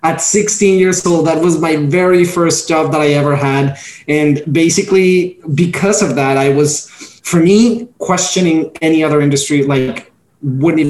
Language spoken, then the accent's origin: English; Mexico; moved away as an adult; now in New York, United States; Born and raised in Mexico, proud Mexican here.